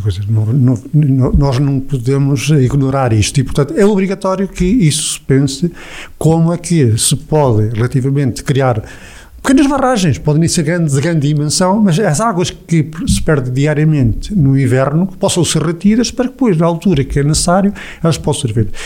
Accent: Portugal; A minha aldeia era 900 habitantes na minha, na minha juventude ou na minha infância

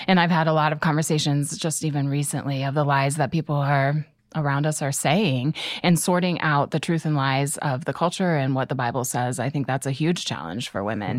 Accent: Canton, Ohio, United States; I grew up in Canton, and then I went to college at Malone

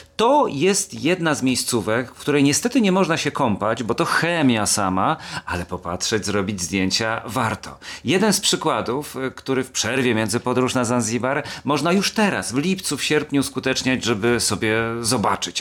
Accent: Kielce, Świętokrzyskie Voivodeship, Poland; moje rodzinne miasto nazywa się Kielce

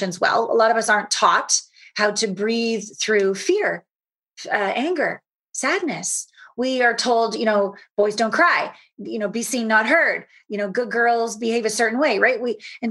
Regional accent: Canada; moved away as an adult; also born or lived in Los Angeles / Japan; Small town Canadian girl, hopped on Uncle Phil's 18-wheeler semi when I was 19 from Canada down

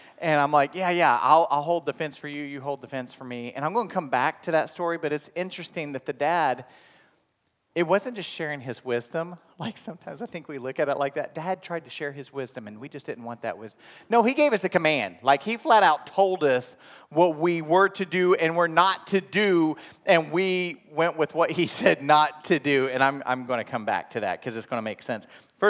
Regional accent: Inola, Oklahoma, United States; From about the age of 5 on, I grew up in Oklahoma. And the town I graduated from is Inola, Oklahoma.

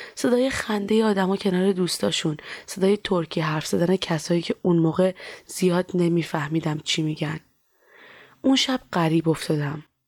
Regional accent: Iran; moved away; also born or lived in Turkey; از ایران که در اومدم

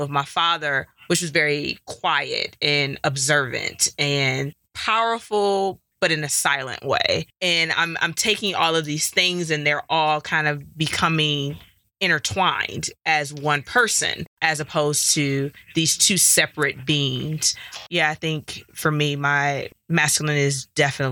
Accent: Detroit, Michigan, United States; now in Colorado, United States; Growing up in Detroit

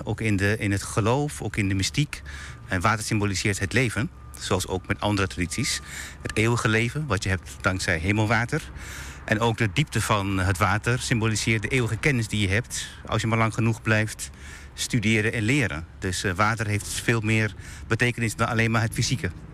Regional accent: Turkey; moved away; Ik kom uit Turkije

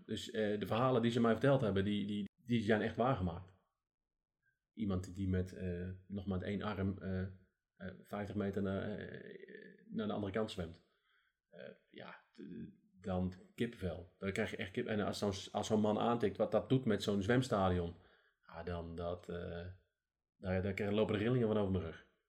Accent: Netherlands

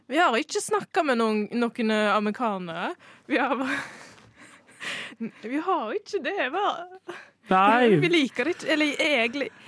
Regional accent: Bømlo, Vestland, Norway; jeg eh, kommer jo fra Bømlo, og jeg kommer fra Vestlandet.

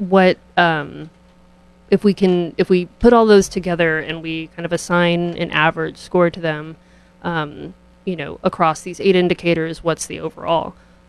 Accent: San Antonio, Texas, United States; also born or lived in Midwest; now in New Haven, United States; I'm originally from San Antonio. I have moved all over the country, mostly in the Midwest. I came here in 2019.

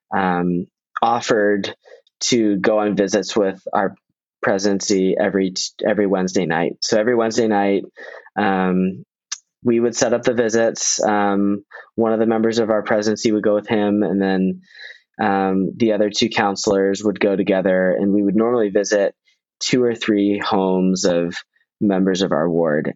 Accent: Northern Virginia, United States; I'm a local. I'm from Northern Virginia

